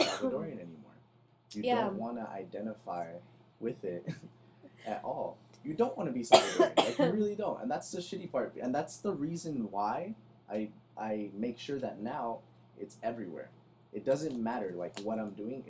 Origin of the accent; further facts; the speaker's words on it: United States; I was born here. I'm American